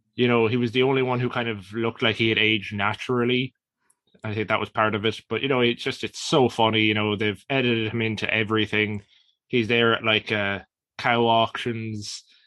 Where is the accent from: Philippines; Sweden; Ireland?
Ireland